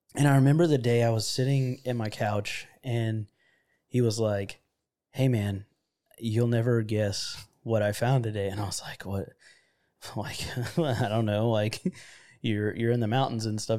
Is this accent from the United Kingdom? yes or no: no; Florida, United States; moved away; I'm from Florida, which a lot of people that have heard, you know, previous podcasts know that, uh, I'm from where it's hot and sticky